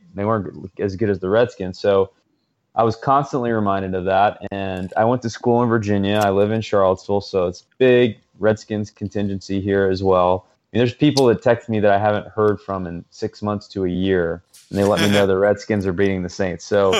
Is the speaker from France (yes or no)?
yes; Paris, Île-de-France, France; I grew up in Paris, an American kid in Paris, and I went to an American school